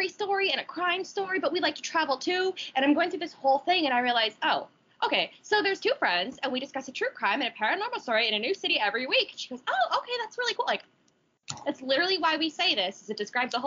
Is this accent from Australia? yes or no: no; Nevis, St. Kitts & Nevis; I come from a country where there are two islands in one country, and we like to distinguish ourselves. I am from Nevis. I am not from St. Kitts.